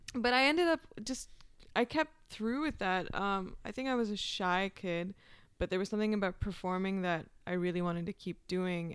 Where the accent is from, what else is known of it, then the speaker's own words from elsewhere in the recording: Pakistan; moved away; also born or lived in Peshawar, Pakistan / Iowa, United States; I grew up in Pakistan